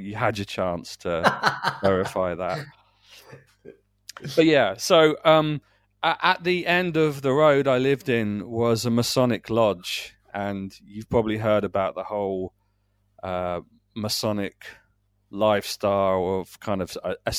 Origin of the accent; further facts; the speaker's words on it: South East England, United Kingdom; I grew up in Kent. I grew up in small towns and villages and, you know, amongst very small rural places